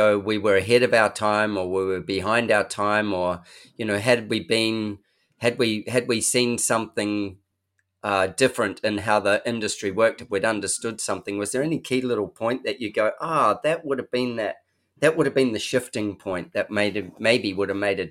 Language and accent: English; New Zealand; I'm a Kiwi